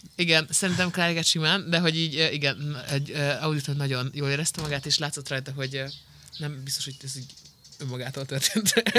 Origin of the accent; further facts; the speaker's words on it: Szabolcs-Szatmár-Bereg, Hungary; Szabolcsi vagyok.